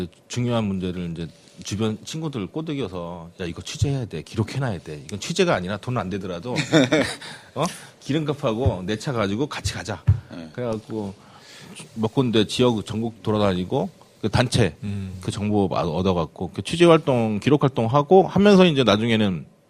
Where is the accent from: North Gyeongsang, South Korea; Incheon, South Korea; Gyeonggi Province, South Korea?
Incheon, South Korea; 제가 고향이 인천 주안이거든요